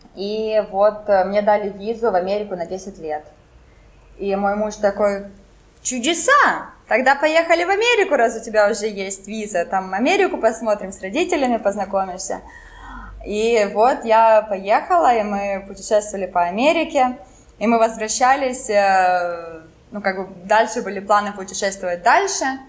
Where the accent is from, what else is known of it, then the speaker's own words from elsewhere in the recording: Kharkiv, Kharkiv Oblast, Ukraine; first language French; Russian is a second language; moved away as an adult; also born or lived in Finland; я с Харькова, родилась в Харькове и в университет ходила, ну вот, 20, ну, 30 минут от дома